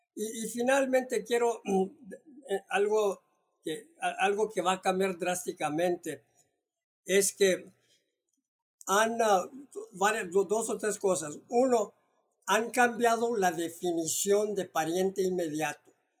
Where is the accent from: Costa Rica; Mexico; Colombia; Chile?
Mexico; now in United States; como mexicano que tengo la doble nacionalidad